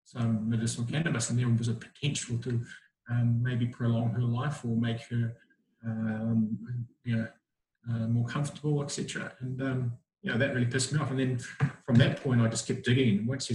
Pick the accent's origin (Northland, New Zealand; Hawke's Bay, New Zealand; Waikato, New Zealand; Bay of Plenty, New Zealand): Waikato, New Zealand; Whangamata; moved away as an adult; also born or lived in Wellington, New Zealand / Auckland, New Zealand; now in Gold Coast, Australia; Grew up in a small town in New Zealand called Whangamata, and then moved to Auckland, did my training as a doctor. And then I've moved around the place in New Zealand to learn my trade, and then came across to Australia.